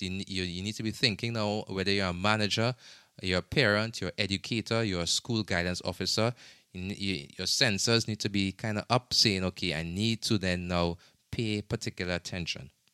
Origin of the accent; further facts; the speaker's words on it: Trinidad & Tobago; now in United States; in my home country, in Trinidad and Tobago